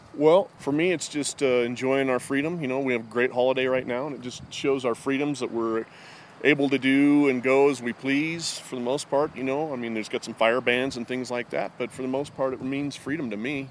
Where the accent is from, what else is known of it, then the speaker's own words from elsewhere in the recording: Lander, Wyoming, United States; from Lander.